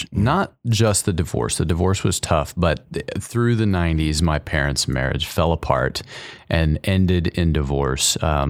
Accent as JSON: {"language": "English", "town": "College Station", "region": "Texas", "country": "United States", "tie": "born or raised there", "said": "Go for it. College Station."}